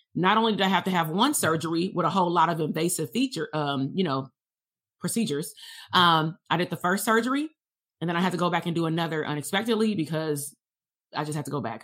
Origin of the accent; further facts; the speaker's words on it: Compton, California, United States; going to school K through twelve in Compton